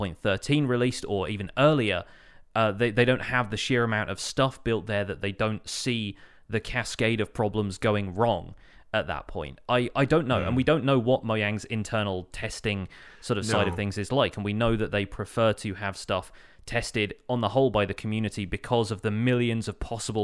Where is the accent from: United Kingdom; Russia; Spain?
United Kingdom; which I appreciate being British.